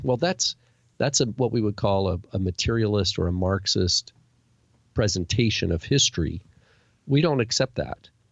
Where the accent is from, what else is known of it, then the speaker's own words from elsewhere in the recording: United States; me growing up in America